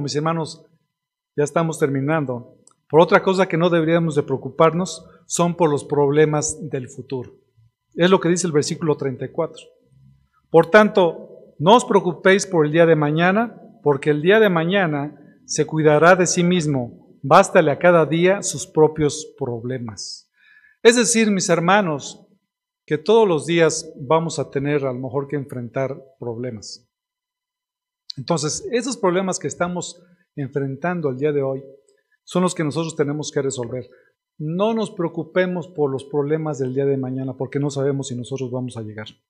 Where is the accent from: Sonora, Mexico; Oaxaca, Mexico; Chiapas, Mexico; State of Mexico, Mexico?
State of Mexico, Mexico; Ixtlahuaca and Toluca; nosotros que somos de aquí, de Iztlahuaca y de Toluca